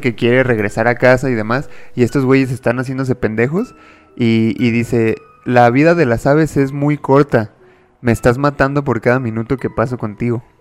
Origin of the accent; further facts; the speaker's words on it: Mexico; soy de México